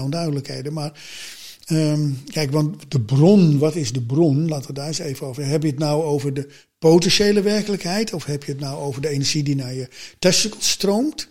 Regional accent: Amsterdam, North Holland, Netherlands; ik ben in Amsterdam geboren, maar mijn ouders zijn voor werk naar een zuidelijk van Amsterdam in zo'n slaapstadje gaan wonen.

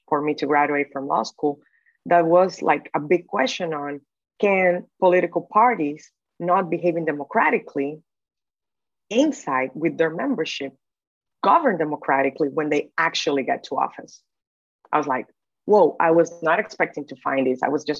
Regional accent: Dominican Republic; So born and raised in the Dominican Republic, I had the opportunity to go to a very good law school in the Dominican Republic.

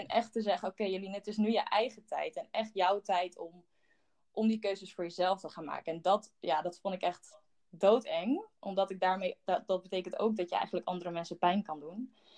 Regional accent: De Rijp, North Holland, Netherlands; also born or lived in Haarlem; in Haarlem geboren en op mijn negende ben ik met mijn moeder mee verhuisd toen mijn ouders gingen scheiden naar de Rijp

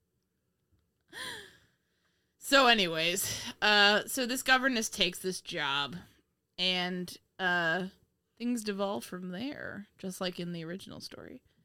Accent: New York, United States; moved away as an adult; also born or lived in Virginia; now in Indiana, United States

